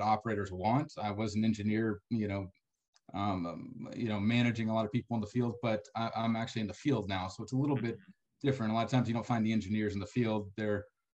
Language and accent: English; San Antonio, Texas, United States; moved away as an adult; now in West Texas, United States; I'm from San Antonio, but came out here